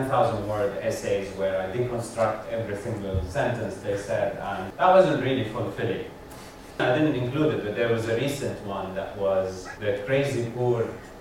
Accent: Lebanon; accent: Lebanese; moved away; I'm Lebanese by background, by birth, and lived most of my life there.

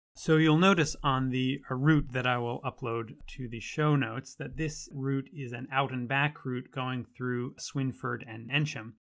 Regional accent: United States; accent: American; moved away as an adult; now in Oxford, United Kingdom; as you can probably tell from my accent, I'm an American transplant, and I've been living in Oxford for the past three years

